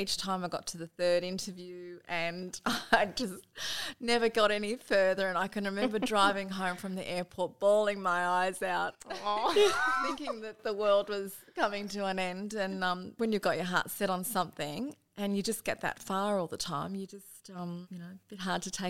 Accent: Dubbo, New South Wales, Australia; moved away as an adult; also born or lived in Melbourne; I grew up in Dubbo. We always lived in town. I'm one of four children, the eldest.

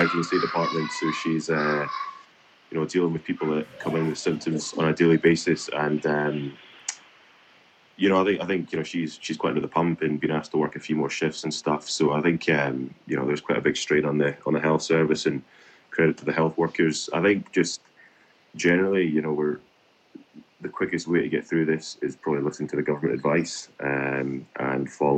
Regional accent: Scotland, United Kingdom; moved away as an adult; also born or lived in Melbourne, Australia; now in Canberra, Australia; born and raised in Scotland

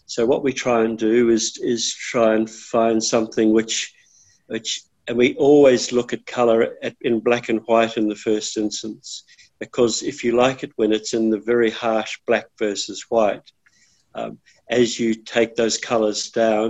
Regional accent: New Zealand; moved away as an adult; now in Australia; I'm from New Zealand, and I became involved in Australia in the late 80s.

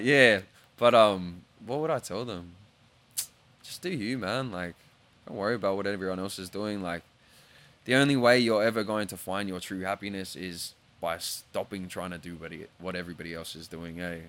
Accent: Australia; being Australian

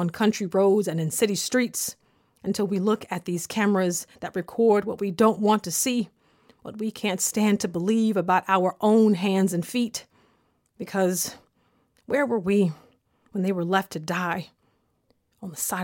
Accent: the South, United States; born or raised there

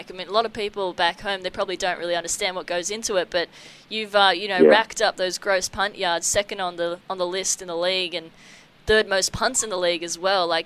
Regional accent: Australia; So, being the Australian on the team

